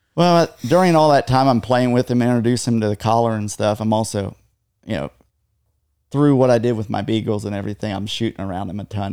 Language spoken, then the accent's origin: English; just north of Gettysburg, Pennsylvania, United States; moved away as an adult; now in Texas, United States; just north of Gettysburg, Pennsylvania